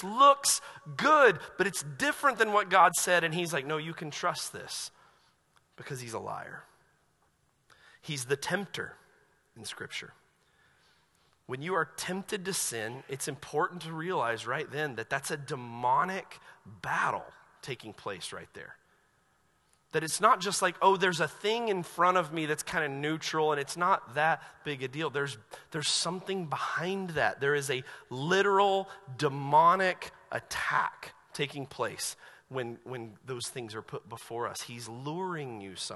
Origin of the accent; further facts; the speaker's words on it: Asheville, North Carolina, United States; I grew up in Asheville, North Carolina